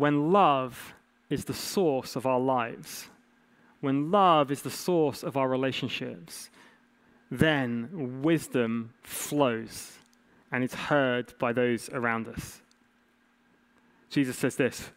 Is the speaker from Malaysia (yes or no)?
no; England, United Kingdom; As an English man